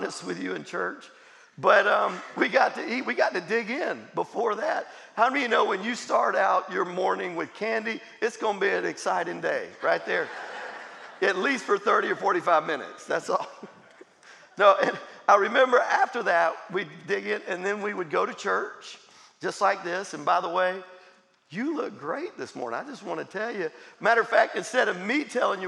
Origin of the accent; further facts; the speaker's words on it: Jacksonville, Florida, United States; I grew up in Jacksonville, Florida